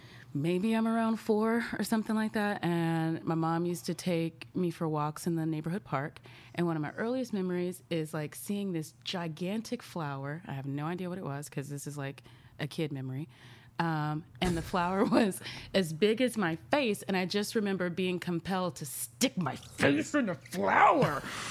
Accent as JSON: {"language": "English", "town": "Dallas", "region": "Texas", "country": "United States", "tie": "born or raised there", "said": "Mm-hmm, in Dallas."}